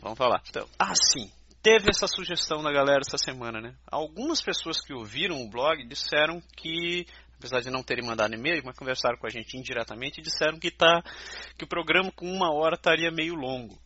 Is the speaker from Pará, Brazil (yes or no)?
yes; Belém, Pará, Brazil; moved away; also born or lived in Curitiba, Paraná; eu sou de Belém, mas morei em Curitiba, 15 anos da minha vida